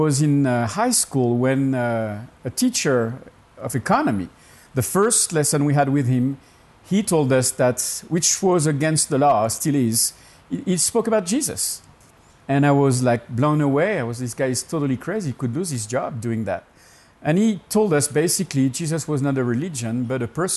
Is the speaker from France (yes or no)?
yes; Burgundy, Bourgogne-Franche-Comté, France; English is a second language; moved away as an adult; also born or lived in Alsace / Laos; now in United States; I was born in France, in Burgundy